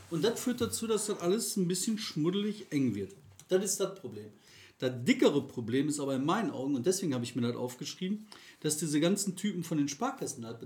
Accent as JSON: {"language": "German", "town": "Recklinghausen", "region": "North Rhine-Westphalia", "country": "Germany", "said": "ich komme aus Recklinghausen"}